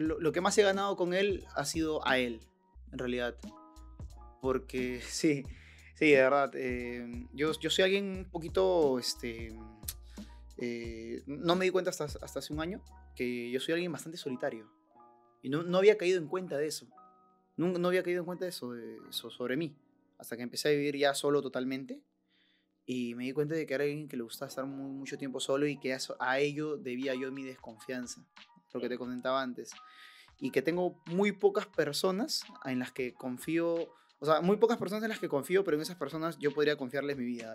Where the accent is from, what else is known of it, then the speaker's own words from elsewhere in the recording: Lima, Peru; yo nací en el Rima, que un callejón pues, este, de lo más peligroso